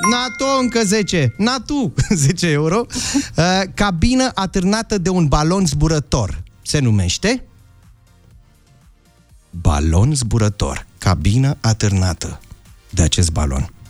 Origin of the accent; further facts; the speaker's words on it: Constanța, Constanța County, Romania; Din Constanța.